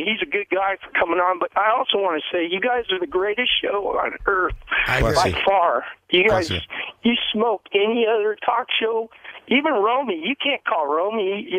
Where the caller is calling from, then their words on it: Bend, Oregon, United States; I'm calling from Bend, Oregon